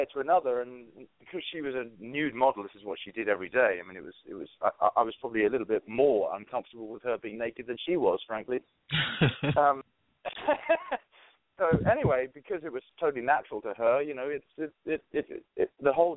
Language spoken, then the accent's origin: English; London, United Kingdom; moved away; as an English guy coming from London